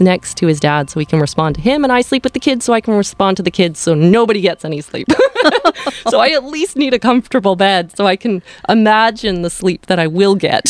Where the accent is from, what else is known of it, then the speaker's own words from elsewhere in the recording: Powell River, British Columbia, Canada; also born or lived in White Rock, British Columbia; I grew up in Westview, and I'm just outside of the municipality right now